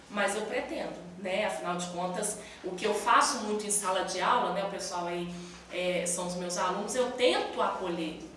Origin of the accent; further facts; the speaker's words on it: São Paulo, Brazil; also born or lived in South Minas Gerais; now in Belo Horizonte, Brazil; eu sou de São Paulo, né, nossa família é, nasceu lá. Depois eu fui para o sul de Minas e a nossa família hoje está toda no sul de Minas. Somente eu e meu marido em Belo Horizonte.